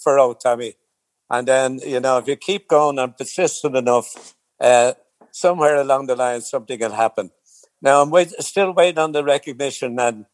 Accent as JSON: {"language": "English", "town": "Dublin", "region": "Leinster", "country": "Ireland", "said": "we're all from Bluebell and Inchiclora area"}